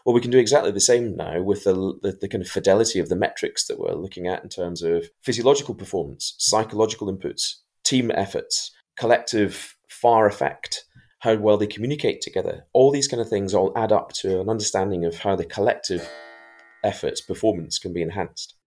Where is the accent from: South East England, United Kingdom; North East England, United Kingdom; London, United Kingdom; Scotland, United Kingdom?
Scotland, United Kingdom; I'm actually in Scotland